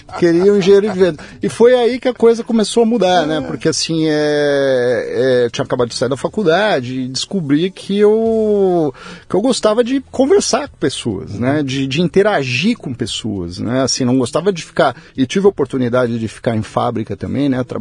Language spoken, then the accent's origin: Portuguese; São Paulo, Brazil; daqui de São Paulo, eu fui, fui criado aqui em São Paulo, meus pais são do interior, já faleceram.